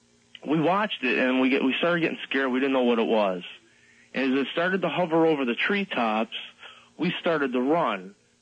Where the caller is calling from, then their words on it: Western New York, United States; I'm calling from Western New York.